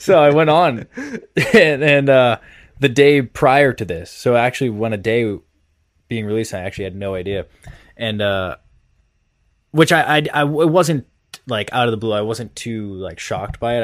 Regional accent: Massachusetts, United States; I'm from Mass

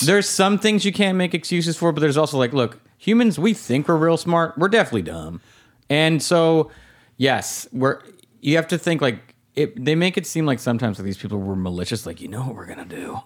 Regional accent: La Crescenta, California, United States; where I grew up in La Crescenta, and I still go to the bank there

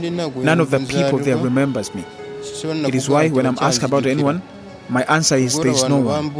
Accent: Mombasa, Mombasa County, Kenya; also born or lived in Kampala, Uganda; now in Uganda; My mother is Kenyan and I was born in Mombasa.

